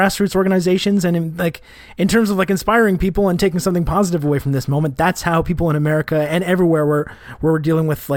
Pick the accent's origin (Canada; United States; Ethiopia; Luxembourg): Canada; I'm Canadian